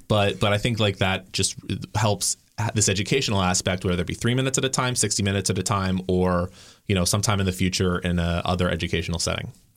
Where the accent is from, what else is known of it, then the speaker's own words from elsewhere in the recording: the South, United States; I grew up in the South